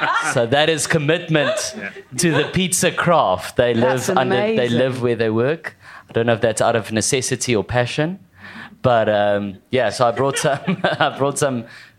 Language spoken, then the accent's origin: English; South Africa; I'm from South Africa, comedian